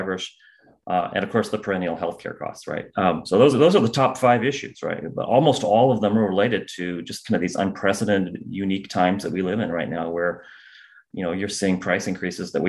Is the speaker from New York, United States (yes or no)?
no; Central Illinois, United States; I'm originally from Central Illinois.